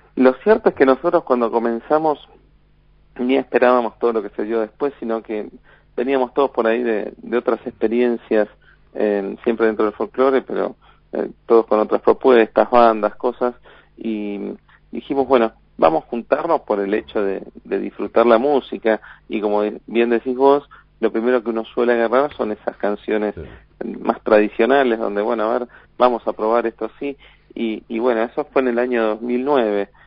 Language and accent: Spanish; Buenos Aires, Argentina; nosotros somos eh, todos porteños